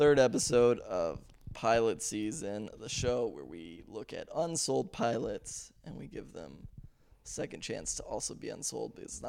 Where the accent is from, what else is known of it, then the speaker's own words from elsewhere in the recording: Aspen, Colorado, United States; I am from Aspen. This is why we chose Aspen series. I'm from Aspen. I grew up there. I went to elementary, middle, and high school.